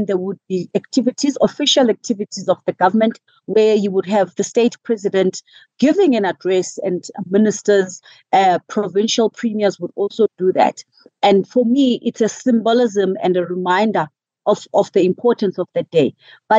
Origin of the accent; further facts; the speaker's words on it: South Africa; first language isiXhosa; English is a second language; So, I mean, in my native language, in isiXhosa, there is a phrase